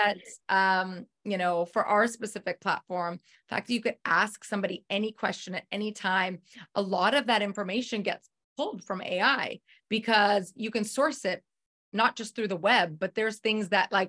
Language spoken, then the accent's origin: English; Canada; moved away as an adult; also born or lived in United States; now in Kelowna, Canada; I'm Canadian.